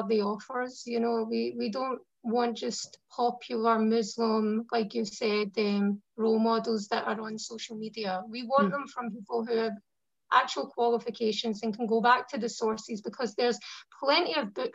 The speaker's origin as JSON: {"language": "English", "region": "Scotland", "country": "United Kingdom"}